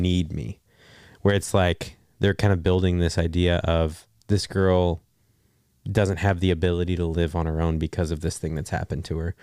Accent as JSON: {"language": "English", "region": "Texas", "country": "United States", "said": "I'm from Texas"}